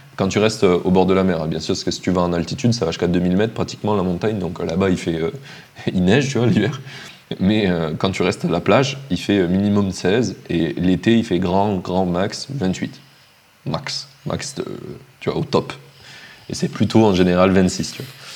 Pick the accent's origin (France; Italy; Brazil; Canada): France; Montpellier, Occitania; moved away as an adult; also born or lived in Finland; now in Madeira, Portugal; je viens de Montpellier